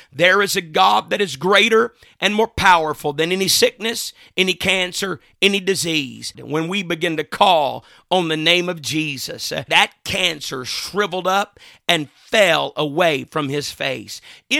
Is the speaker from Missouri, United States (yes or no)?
no; Mississippi, United States; Another time, my grandfather and I were going into the town that I grew up in Mississippi.